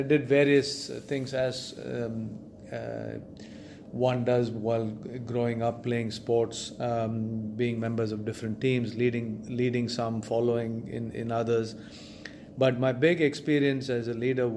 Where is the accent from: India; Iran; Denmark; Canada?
India; Chennai, Tamil Nadu; I grew up in Chennai, in India